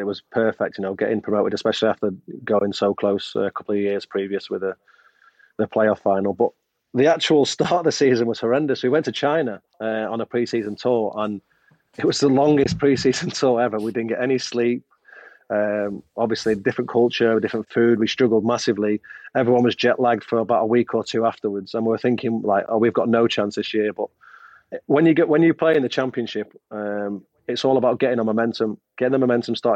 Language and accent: English; Manchester, North West England, United Kingdom; moved away as an adult; also born or lived in Sheffield / Liverpool; as much as I'm from Manchester, I'm not a Sheffield lad.